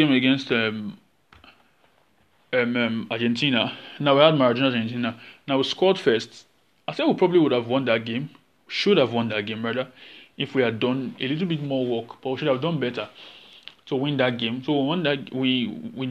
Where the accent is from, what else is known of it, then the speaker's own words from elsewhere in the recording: Warri, Delta, Nigeria; I grew up in Warri